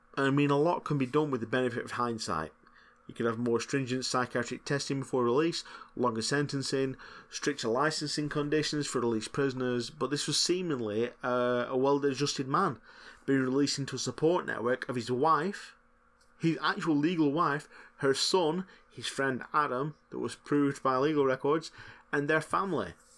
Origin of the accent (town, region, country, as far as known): Lancashire, North West England, United Kingdom; accent: Lancashire